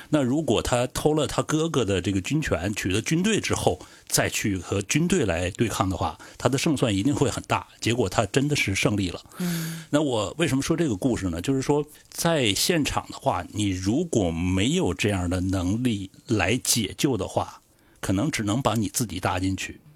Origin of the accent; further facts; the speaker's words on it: northern China, China; 因为我是北方人嘛